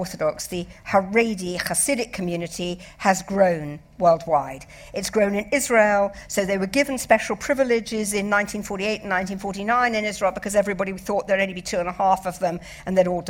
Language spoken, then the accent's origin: English; London, United Kingdom; I grew up in London